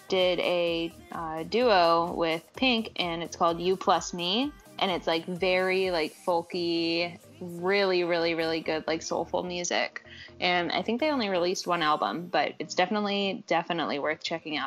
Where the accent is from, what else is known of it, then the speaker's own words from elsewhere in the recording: Kentucky, United States; I was raised Southern and poor